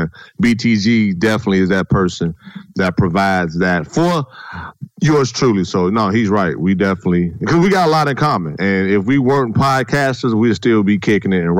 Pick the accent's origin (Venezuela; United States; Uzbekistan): United States; Gary, Indiana; moved away; Growing up in Gary, Indiana, born and raised, go back to the city now